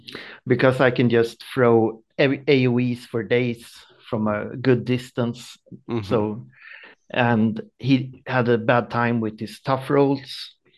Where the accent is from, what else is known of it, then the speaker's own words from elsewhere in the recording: small town close to Stockholm, Stockholm County, Sweden; I'm from Sweden, small town close to Stockholm